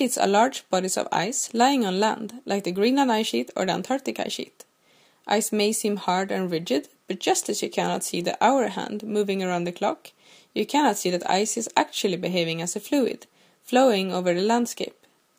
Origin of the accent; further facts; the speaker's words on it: Sweden; I'm from Sweden